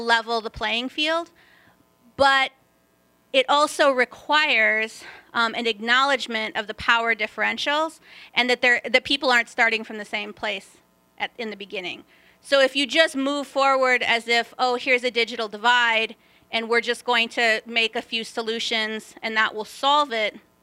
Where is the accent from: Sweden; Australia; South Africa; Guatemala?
Guatemala; I'm from Guatemala